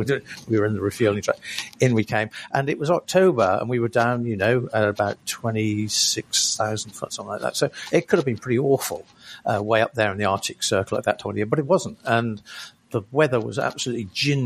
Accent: Lowestoft, East of England, United Kingdom; When I was a kid growing up in Lowestoft

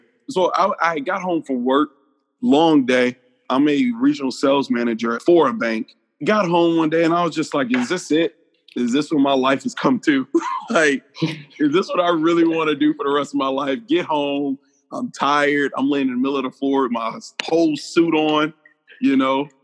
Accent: Atlanta, Georgia, United States; I'm from East Atlanta

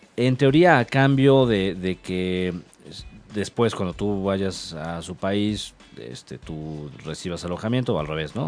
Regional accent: Mexico; como decimos aquí en México

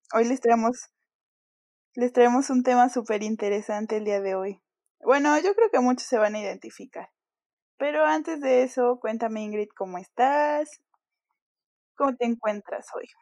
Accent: Mexico; cuando yo me fui de México

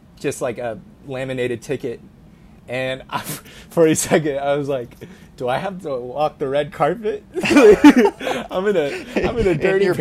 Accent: Portland, Oregon, United States; I'm from Portland

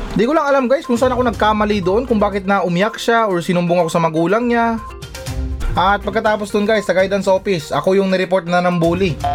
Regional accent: Zamboanga City, Zamboanga Peninsula, Philippines; now in Metro Manila, Philippines; ako laking Mindanao ako ha. Ah. Galing akong ano, tubong akong Sambuanga City.

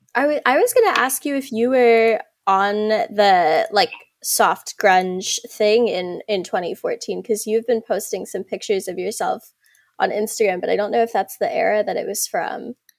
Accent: South Africa; I'm South African

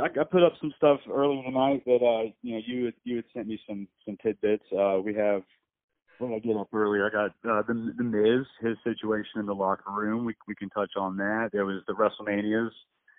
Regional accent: North Carolina, United States; I'm from North Carolina. Brad and I both are

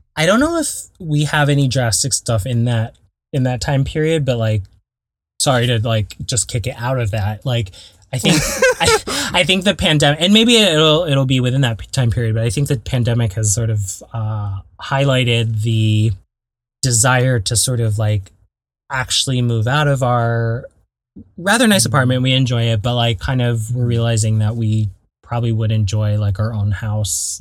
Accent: Belmont, California, United States; also born or lived in Torrance, California / Garden Grove, California; growing up in the Bay Area

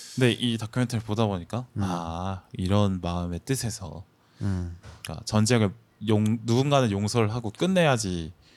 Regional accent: Gyeongsang, South Korea; moved away as an adult; now in Seoul, South Korea; 경상도 를 배경으로 하고 있는 저로서는

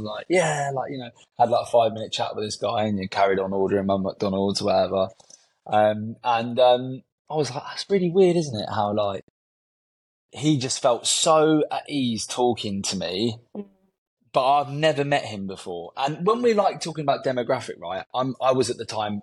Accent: London, United Kingdom; I'm born and raised in Southwest London

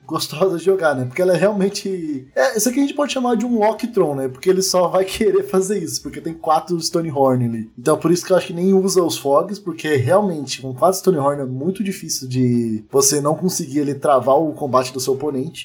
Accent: Curitiba, Paraná, Brazil; eu sou de Curitiba.

